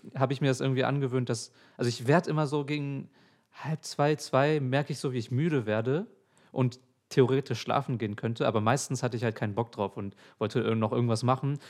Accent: Hamburg, Germany; ich bin in Alsterdorf groß geworden.

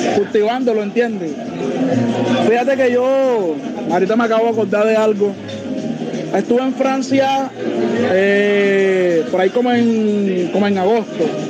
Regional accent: Cartagena, Bolívar, Colombia; yo soy cartagenero, me crié en Olaya, eh, nací en Olaya, en el barrio La Puntilla, un barrio marginal de la ciudad

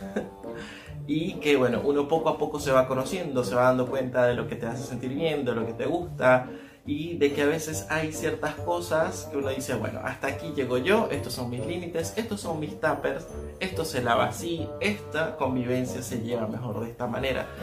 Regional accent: Venezuela; moved away as an adult; now in Argentina; estoy en Argentina, soy de Venezuela, tengo más de unos 6 años más o menos en Argentina

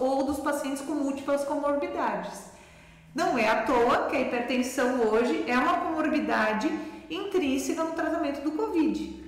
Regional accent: Brusque, Santa Catarina, Brazil; moved away as an adult; also born or lived in Florianópolis / Rio de Janeiro; now in Rio do Sul, Brazil; sou brusquense

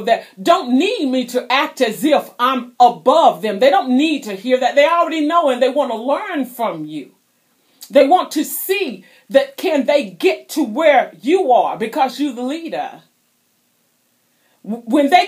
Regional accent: South Carolina, United States; moved away; also born or lived in Florida; I was born in South Carolina. I spent many years in Florida.

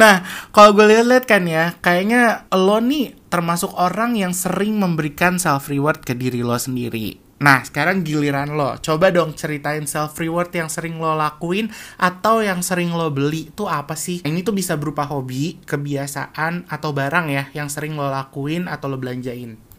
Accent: Jakarta, Indonesia; moved away as an adult; also born or lived in Depok; now in Kuala Lumpur, Malaysia; gue lahir di Jakarta

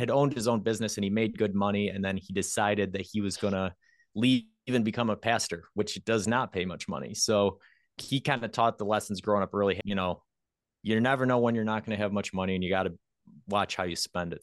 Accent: near Rochester, New York, United States; pretty close to my hometown

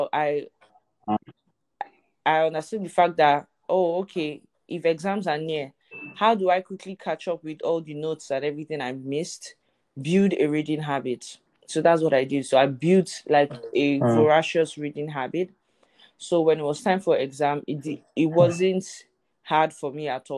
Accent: Lagos, Nigeria; I was born and raised in Lagos, Nigeria.

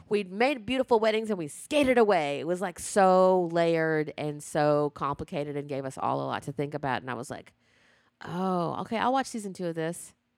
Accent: the South, United States; growing up in the South

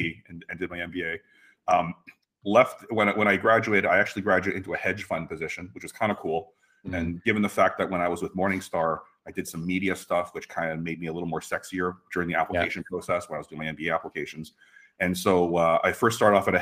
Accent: Mississauga, Ontario, Canada; We grew up in Mississauga

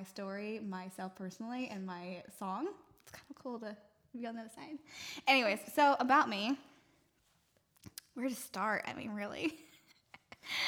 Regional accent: Cincinnati, Ohio, United States; moved away as an adult; also born or lived in California; now in Nashville, United States; I'm from Cincinnati, born and raised. I was there for the first 21 years of my life

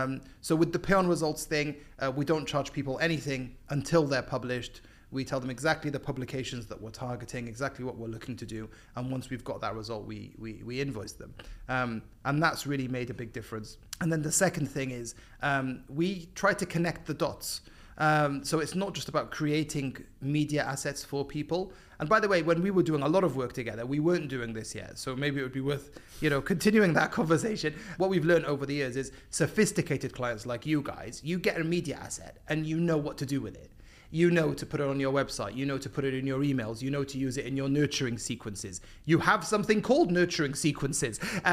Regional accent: Cardiff, Wales, United Kingdom; moved away as an adult; also born or lived in Epsom / London; now in Dubai, United Arab Emirates; Raised in Cardiff, and then based in London for, yeah, 10-ish years before moving to Dubai.

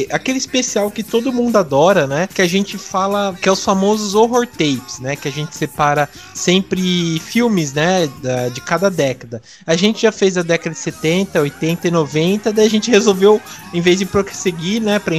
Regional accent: Mogi Guaçu, São Paulo, Brazil; Sou de Mogi Guaçu.

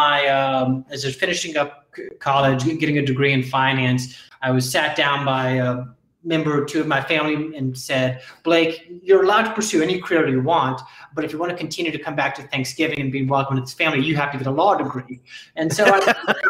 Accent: Jacksonville, Florida, United States; also born or lived in Colorado / Gainesville, Florida; now in Miami Beach, United States; I grew up in Jacksonville, Florida.

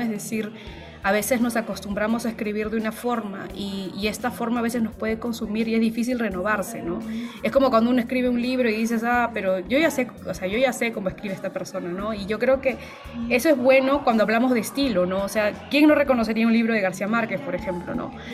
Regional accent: Peru; yo soy peruana

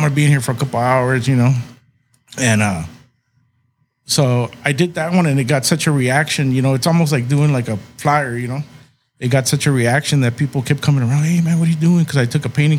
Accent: Calexico, California, United States; moved away as an adult; now in San Diego, United States; I'm originally from Calexico

